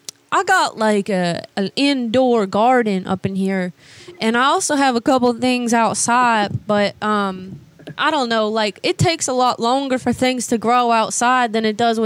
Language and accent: English; Georgia, United States; Well, I grew up in Georgia, actually, but I just moved down here not that long ago